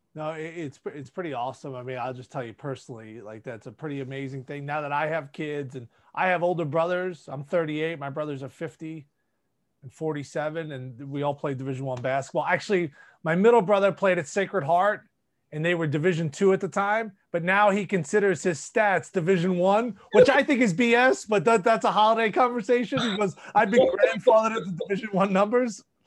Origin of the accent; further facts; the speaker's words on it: New York City, New York, United States; growing up in New York City